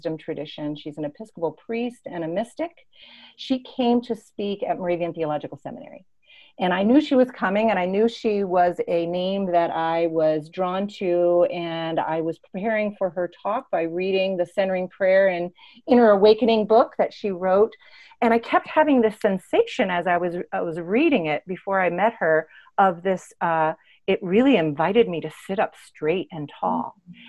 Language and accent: English; Tanzania; I was born in Tanzania, East Africa, and had a very embodied childhood.